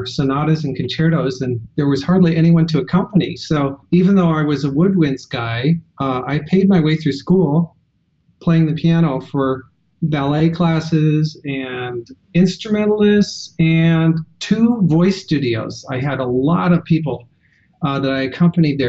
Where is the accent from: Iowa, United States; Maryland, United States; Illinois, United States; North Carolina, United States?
Iowa, United States; Western; I grew up in Western Iowa in a rural school district.